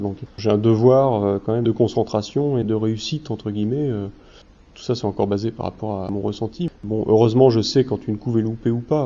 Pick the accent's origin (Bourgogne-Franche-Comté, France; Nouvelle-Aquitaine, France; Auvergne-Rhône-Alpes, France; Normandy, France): Normandy, France; Je suis normand